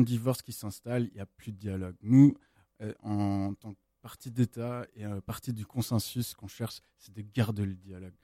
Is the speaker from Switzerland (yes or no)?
yes; Switzerland; also born or lived in United States; moi je suis suisse-américain, j'ai vécu plusieurs temps aux États-Unis.